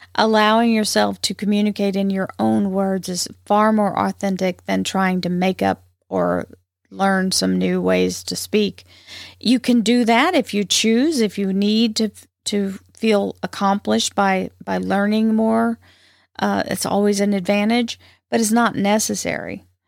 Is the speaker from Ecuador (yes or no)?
no; the South, United States; accent: twang; I'm from the South, and so it has its own drawbacks. Uh, there's a little, sometimes there's a little twang in my voice